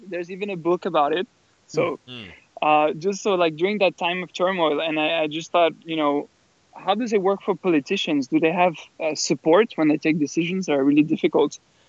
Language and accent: English; France; born there; also born or lived in England / Australia / South Korea; Yes, I was born in France, and I've also lived for a while in England, in Australia, and also in South Korea.